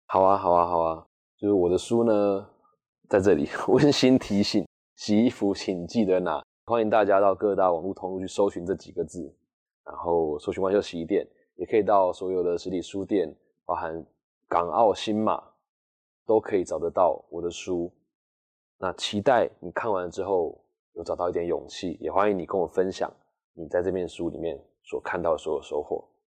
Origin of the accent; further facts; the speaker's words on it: Taichung, Taiwan; 从小在乡下长大